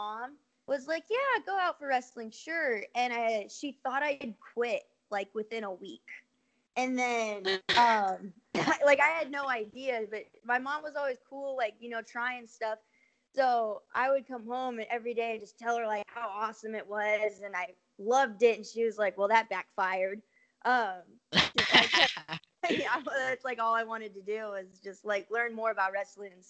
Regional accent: California, United States; growing up in California, there's a lot of water polo teams out there

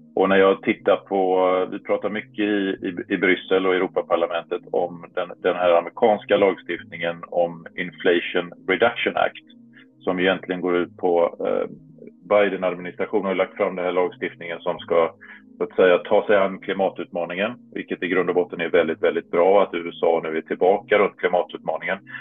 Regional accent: Varberg, Halland County, Sweden; moved away as an adult; now in Brussels, Belgium; hemma i Varberg när jag återvände till Varberg efter några, några år på andra ställen i världen

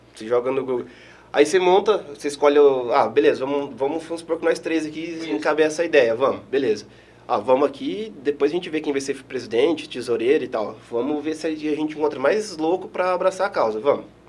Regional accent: Eldorado, Mato Grosso do Sul, Brazil; moved away as an adult; also born or lived in Itaquiraí, Mato Grosso do Sul; now in Marechal Cândido Rondon, Brazil; nasci em Itaquiraí, sou natural de Itaquiraí, e morei a minha vida toda em Eldorado, até antes de vir pra cá

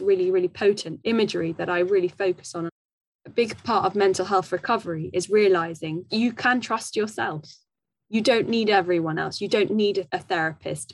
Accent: Wimbledon, London, United Kingdom; I grew up in Wimbledon

